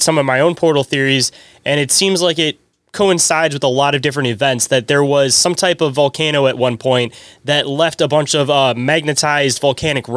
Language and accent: English; Michigan, United States; I'm from Michigan myself